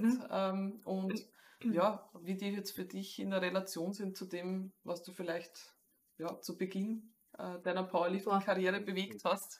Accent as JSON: {"language": "German", "country": "Austria", "accent": "Austrian dialect", "said": "in den österreichischen heftigsten Dialekt verfalle"}